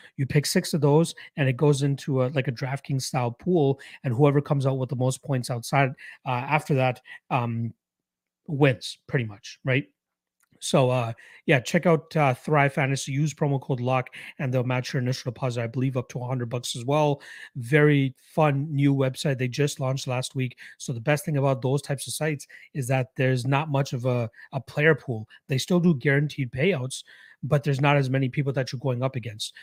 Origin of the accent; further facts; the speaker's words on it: Toronto, Ontario, Canada; my hometown Raptors